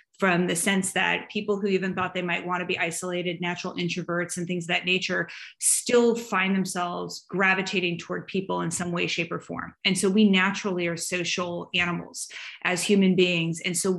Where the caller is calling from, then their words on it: Atlanta, Georgia, United States; I am joining you from Atlanta, Georgia, in the United States of America, which is in the Southeast.